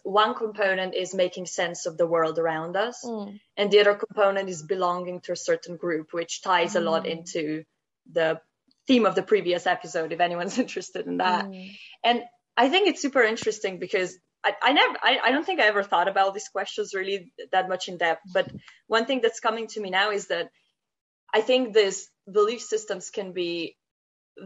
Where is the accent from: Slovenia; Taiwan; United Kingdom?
Slovenia; I come from Slovenia